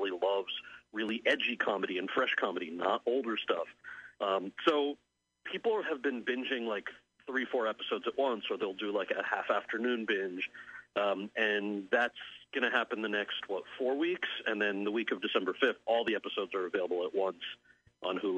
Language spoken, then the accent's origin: English; outside of New York City, United States; I grew up outside of New York City